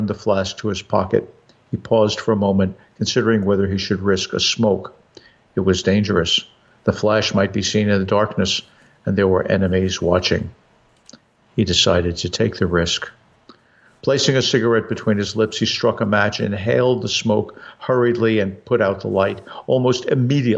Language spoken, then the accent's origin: English; New York, United States; growing up in New York